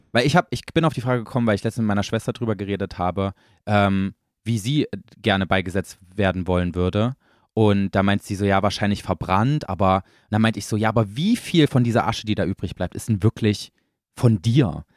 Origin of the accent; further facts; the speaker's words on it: East Germany, Germany; Ich komme ja selber aus dem Osten